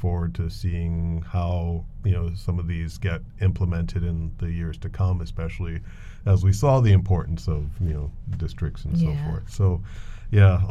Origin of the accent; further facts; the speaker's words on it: Detroit, Michigan, United States; now in Providence, United States; my hometown where I grew up, Detroit.